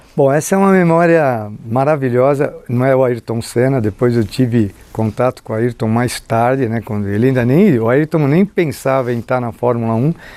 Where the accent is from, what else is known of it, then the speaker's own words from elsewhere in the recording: São Paulo, Brazil; eu fui criado, eu nasci na Vila Nova Conceição, fui criado no aeroporto de Congonhas